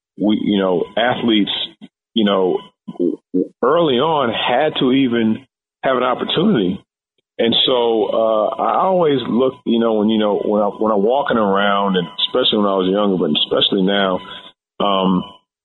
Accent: Louisville, Kentucky, United States; growing up in Louisville, Kentucky

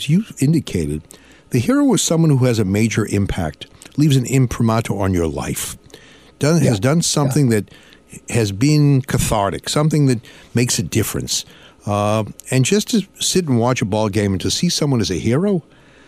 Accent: Lynn, Massachusetts, United States; Lynn, Massachusetts

